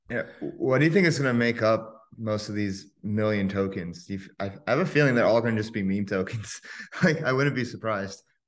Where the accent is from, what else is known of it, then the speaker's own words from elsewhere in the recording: United States; growing up in America